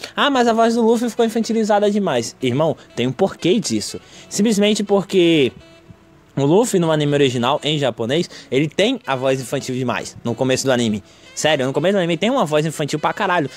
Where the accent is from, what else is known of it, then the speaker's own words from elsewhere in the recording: Brazil; aqui no Brasil, porque a gente cresceu assistindo Boruto na, na SBT